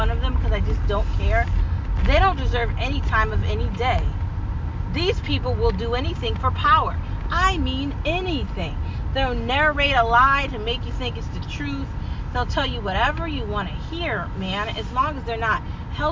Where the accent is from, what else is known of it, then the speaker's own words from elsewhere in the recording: United States; I am an American